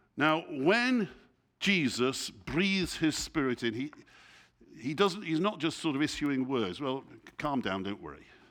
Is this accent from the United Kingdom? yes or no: yes; England, United Kingdom; I'm, I'm English, you know, and I speak English